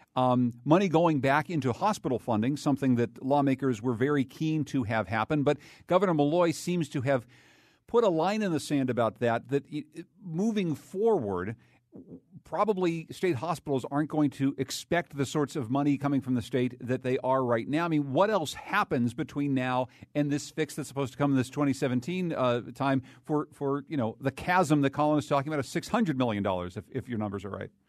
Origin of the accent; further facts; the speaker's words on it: Winsted, Connecticut, United States; In Winstead, Connecticut, my hometown